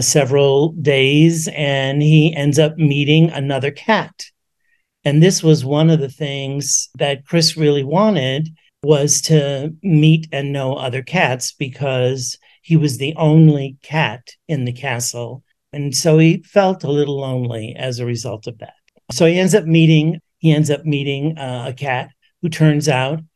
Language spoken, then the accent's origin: English; New York City, New York, United States; I grew up in the Bronx in New York City